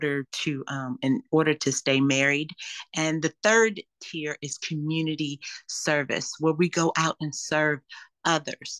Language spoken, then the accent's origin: English; Los Angeles, California, United States; also born or lived in Louisiana; When I grew up in Los Angeles